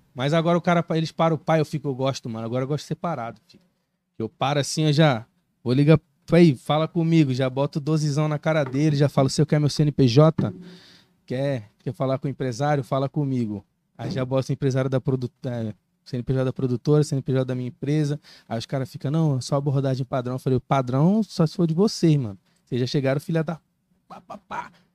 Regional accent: Recife, Pernambuco, Brazil; now in Cuiabá, Brazil; eu sou natural de Recife

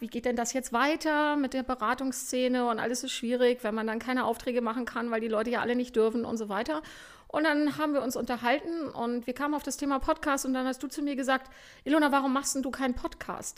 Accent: Germany

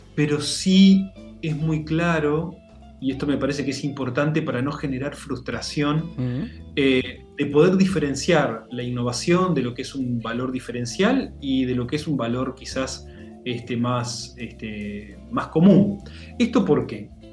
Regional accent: Montevideo, Uruguay; nací en Montevideo, eh, estudié, me desarrollé acá

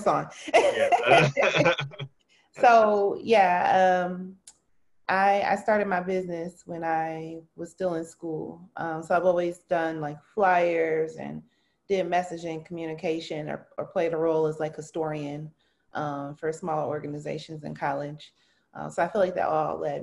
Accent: Milwaukee, Wisconsin, United States; I'm born and raised in Milwaukee, MPS proud, Benson High School

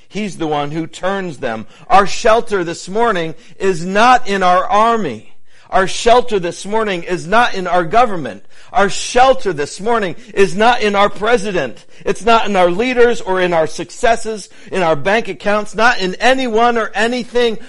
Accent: New England, United States; my time uh, growing up in New England

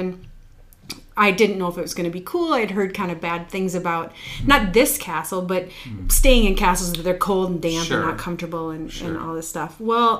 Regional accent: South Dakota, United States; also born or lived in Yankton; Pretty much raised East River, but we moved a lot.

